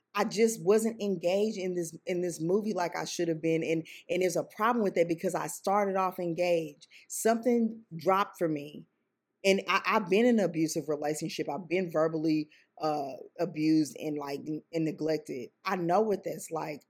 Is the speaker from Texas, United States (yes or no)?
yes; Sugar Land, Texas, United States; I grew up in Sugarland, Texas.